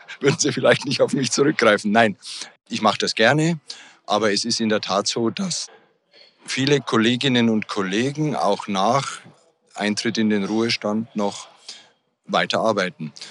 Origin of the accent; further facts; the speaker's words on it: Bavaria, Germany; Ich komme ja aus Bayern und Bayern hat sich da schon auf den Weg gemacht, die Studienplätze zu erweitern. Es gibt jetzt beispielsweise für den Bereich, aus dem ich komme, Niederbayern, einen extra neuen Campus.